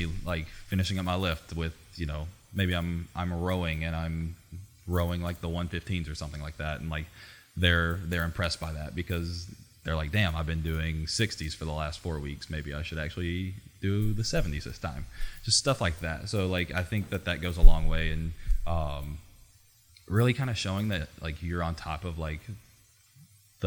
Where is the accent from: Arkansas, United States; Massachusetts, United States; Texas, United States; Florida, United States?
Arkansas, United States; Southwest; moved away; I'm from a super small town. I grew up in Southwest Arkansas in a town of 10,000 people.